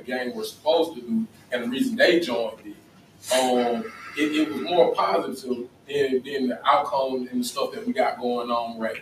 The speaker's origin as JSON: {"language": "English", "town": "Atlanta", "region": "Georgia", "country": "United States", "said": "came from the west side of Atlanta"}